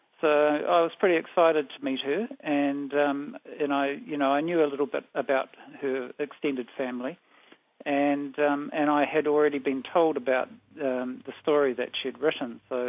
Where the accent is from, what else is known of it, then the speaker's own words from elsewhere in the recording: Blenheim, Marlborough, New Zealand; I was born in Christchurch, but I didn't really stick around there very long. When I was young, we moved to live in Blenheim. But I'm, you know, a South Island raised